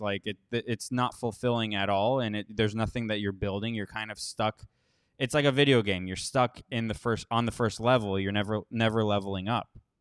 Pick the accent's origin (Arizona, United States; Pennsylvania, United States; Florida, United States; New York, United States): Florida, United States; Miami; now in Costa Rica; I grew up mostly in Miami.